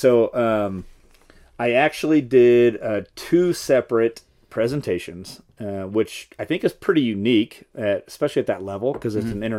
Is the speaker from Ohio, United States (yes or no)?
no; Dallas, Texas, United States; Not from San Antonio, but from Dallas area.